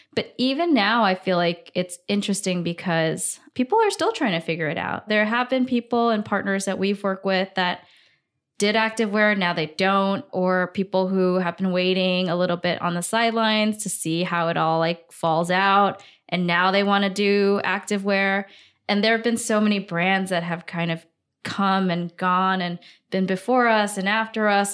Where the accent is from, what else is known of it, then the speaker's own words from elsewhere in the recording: Singapore; moved away as an adult; also born or lived in Hong Kong; now in New York City, United States; I grew up in Singapore.